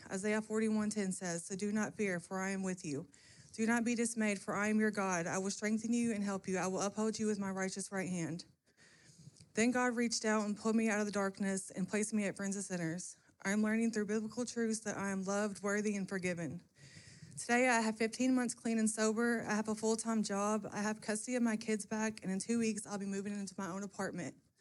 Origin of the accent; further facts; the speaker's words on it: Calhoun, Kentucky, United States; I'm from Calhoun, Kentucky.